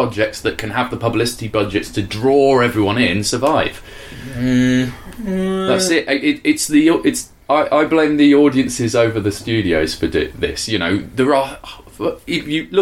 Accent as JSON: {"language": "English", "country": "United Kingdom", "said": "we're British and we're not used to conflict"}